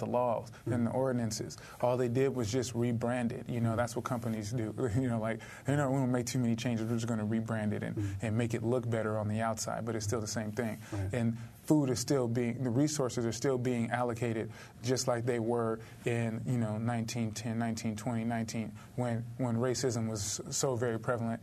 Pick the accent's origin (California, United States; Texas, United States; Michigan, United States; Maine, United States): California, United States; Los Angeles; I'm from South Central